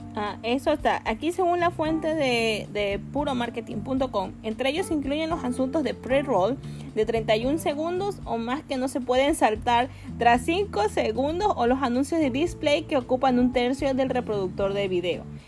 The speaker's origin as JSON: {"language": "Spanish", "town": "Guayaquil", "region": "Guayas", "country": "Ecuador", "moved": "yes", "lives_now": "Quito, Ecuador", "said": "soy en Quito, yo, soy de Guayaquil"}